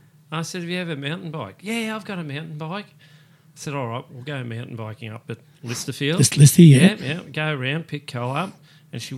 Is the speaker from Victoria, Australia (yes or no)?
yes; Police Road, Victoria, Australia; we grew up on Police Road there